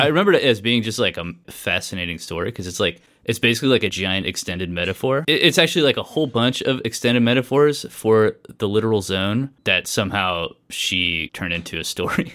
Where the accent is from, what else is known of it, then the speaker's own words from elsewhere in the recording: Southern California, United States; I grew up in Southern California